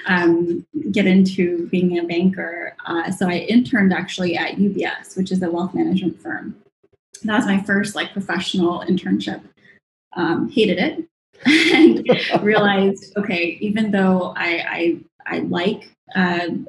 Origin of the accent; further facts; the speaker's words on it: Sacramento, California, United States; moved away as an adult; also born or lived in Hong Kong; now in Singapore; I was born and raised in Sacramento, California